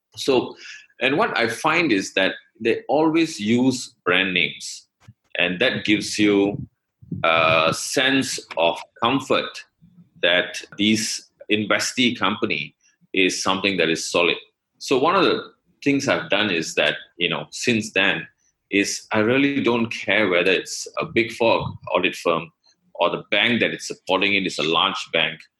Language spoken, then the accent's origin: English; Malaysia; I'm from Malaysia